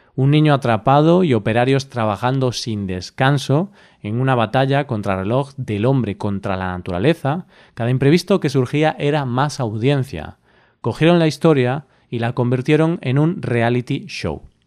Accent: Spain; cómo somos los españoles

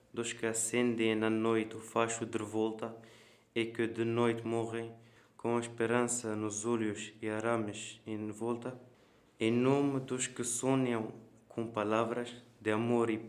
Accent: Tunisia; now in Coimbra, Portugal; tenho 17 anos, venho da Tunísia e estudo na Escola Secundária Vlaroteiro em Coimbra.

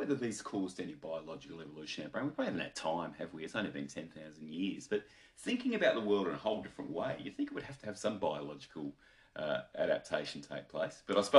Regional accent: Australia; So I'm an Australian

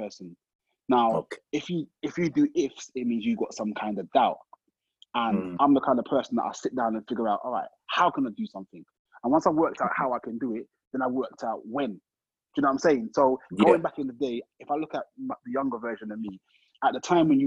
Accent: London, United Kingdom; little old me from Brixton

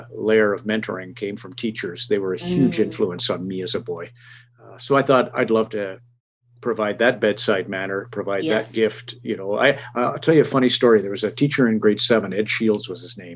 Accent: Red Deer, Alberta, Canada; I grew up principally in Red Deer

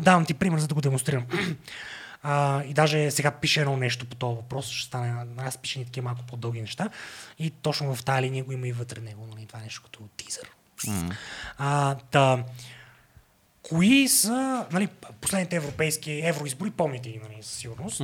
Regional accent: Sofia, Sofia City, Bulgaria; also born or lived in England / Washington; аз съм от София

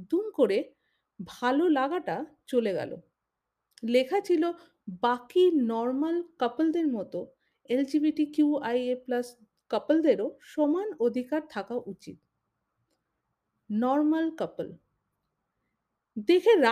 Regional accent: India; আমি একজন ভারতীয় সিসজেন্ডার লেসবিয়ান বাই প্রফেশন আমি সফটওয়্যার ডেভেলপার

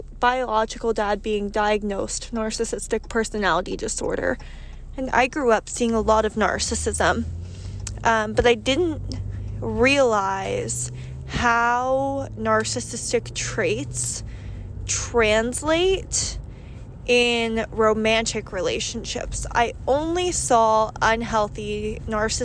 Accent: United States; I am American

